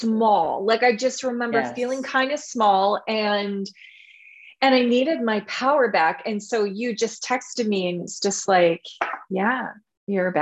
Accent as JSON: {"language": "English", "region": "Alberta", "country": "Canada", "said": "I'm Canadian from Alberta"}